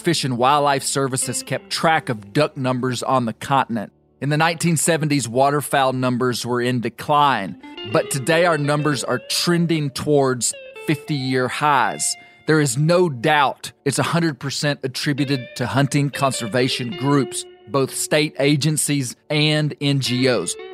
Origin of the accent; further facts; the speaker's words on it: Arkansas, United States; my home state